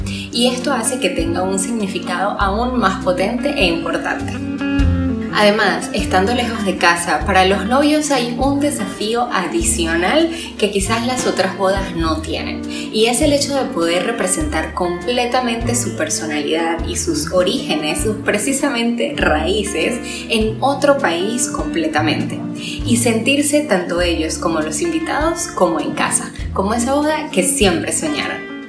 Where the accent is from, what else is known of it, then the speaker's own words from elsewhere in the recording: Venezuela; moved away; Como venezolana tengo la mayoría de mis familiares y amigos